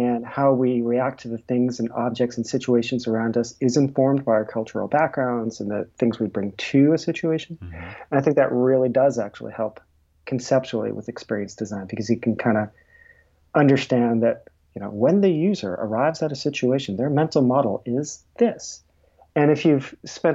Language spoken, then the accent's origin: English; a small town right outside of Boston, Massachusetts, United States; I grew up in a small town right outside of Boston.